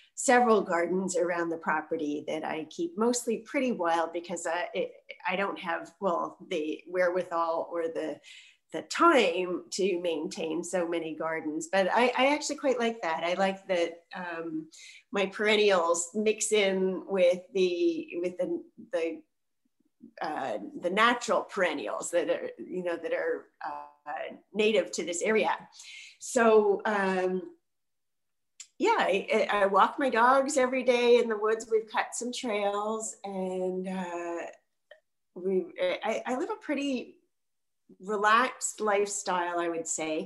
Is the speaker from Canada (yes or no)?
yes; Montreal, Quebec, Canada; I'm from Montreal, and I live about an hour north of the city now